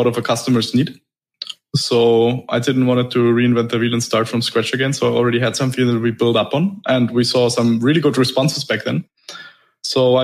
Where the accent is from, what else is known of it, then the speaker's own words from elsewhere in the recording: Germany; moved away as an adult; now in Dubai, United Arab Emirates; I'm originally from Germany